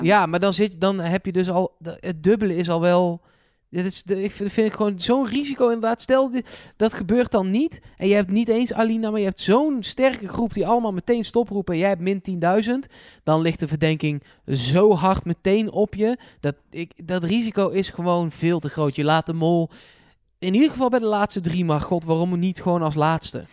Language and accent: Dutch; Eindhoven, North Brabant, Netherlands; voor mij als Eindhovenaar